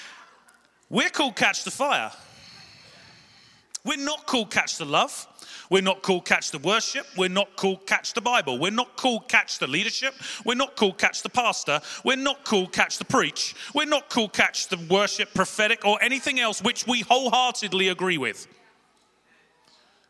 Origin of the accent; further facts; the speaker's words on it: London, United Kingdom; I'm from South London. We talk quick